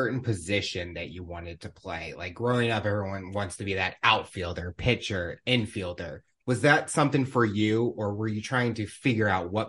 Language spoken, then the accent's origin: English; St. Louis, Missouri, United States; both of us being from St. Louis